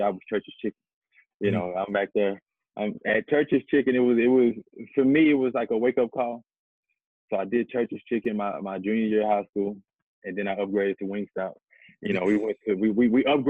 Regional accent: Pittsburgh, Texas, United States; I'm originally from Pittsburgh, Texas

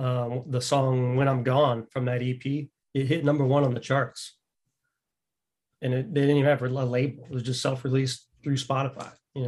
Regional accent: Seattle, Washington, United States; I was born in Seattle, Washington, and grew up with older siblings.

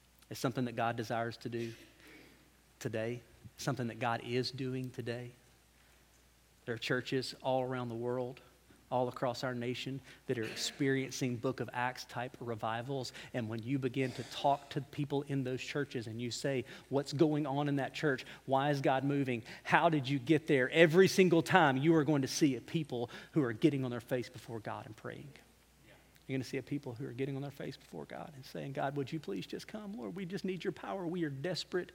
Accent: Alabama, United States; I'm from Alabama.

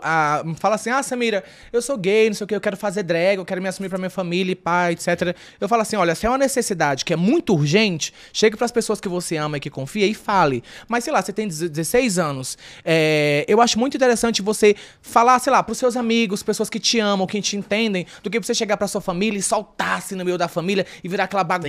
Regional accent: Fortaleza, Ceará, Brazil; moved away; eu nasci no Ceará, sou, tipo, sou nordestino, sou de Fortaleza, Ceará

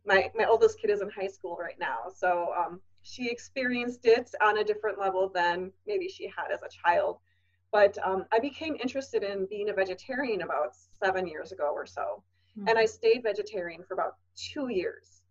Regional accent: Wisconsin, United States; I grew up in Wisconsin and we are cheese heads in Wisconsin

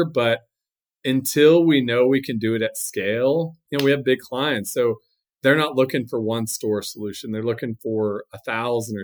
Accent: San Antonio, Texas, United States; I'm from San Antonio

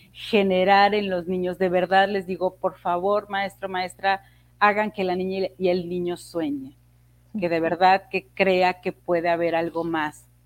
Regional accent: Tlacotalpan, Veracruz, Mexico; now in Mexico City, Mexico; Yo soy de Tlacotalpa, Veracruz, y ahí en mi pueblo lo que había era una, normal

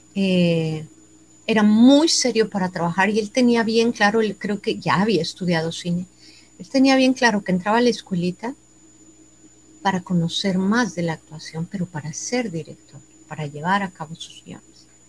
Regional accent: Tuxtla Gutiérrez, Chiapas, Mexico; moved away as an adult; now in Monterrey, Mexico; Yo soy nacida aquí en Monterrey, pero desde los ocho años me fui a vivir a Tuxtla Gutiérrez, Chiapas

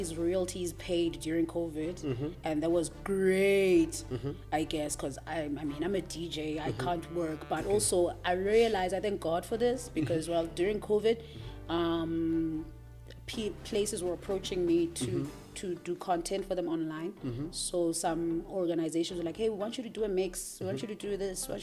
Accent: Eastern Cape, South Africa; I'm from the Eastern Cape

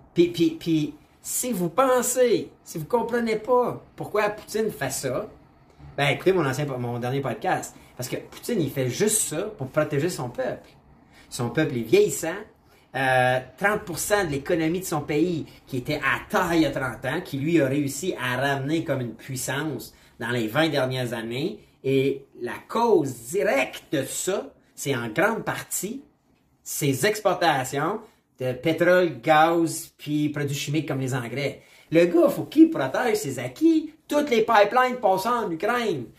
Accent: Canada; je suis Canadien

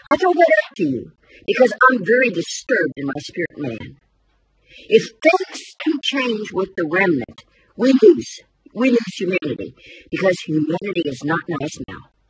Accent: United States; I'm an American too.

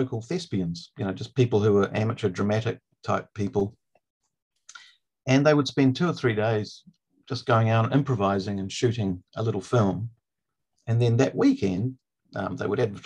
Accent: New Zealand

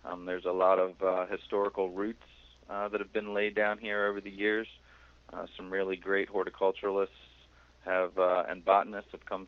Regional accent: southern Pennsylvania, United States; now in Massachusetts, United States; I grew up in southern Pennsylvania, about an hour south of Philadelphia. Right near the Delaware and Maryland line

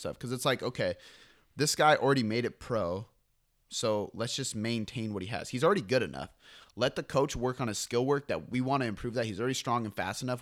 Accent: Seattle, Washington, United States; I'm from Seattle

